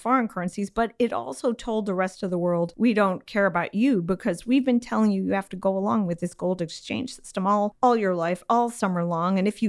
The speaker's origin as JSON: {"language": "English", "region": "Illinois", "country": "United States", "said": "because I'm from Illinois"}